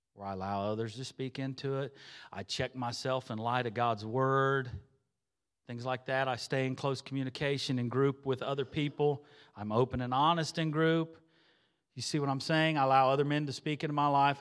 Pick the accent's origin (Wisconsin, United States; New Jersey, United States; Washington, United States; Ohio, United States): Ohio, United States; Xenia; moved away as an adult; I'm originally from Xenia, Ohio.